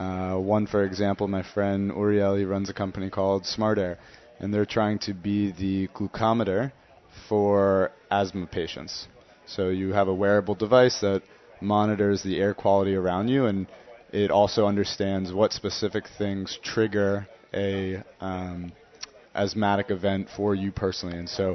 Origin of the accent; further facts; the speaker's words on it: Princeton, New Jersey, United States; now in Tel Aviv, Illinois, United States; Princeton, New Jersey.